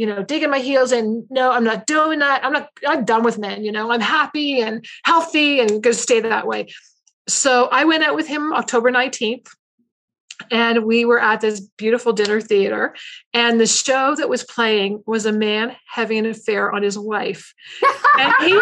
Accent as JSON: {"language": "English", "country": "Canada", "said": "I'm Canadian."}